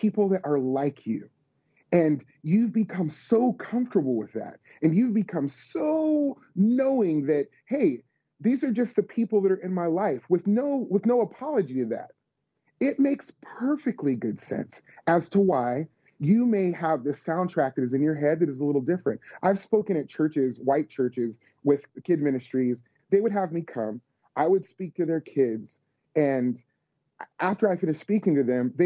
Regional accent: Las Vegas, Nevada, United States; born or raised there; now in Tennessee, United States

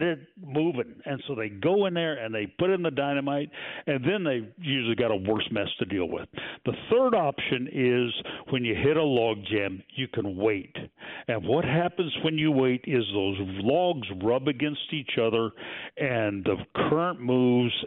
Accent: Pacific Northwest, United States; moved away; I grew up in the Pacific Northwest

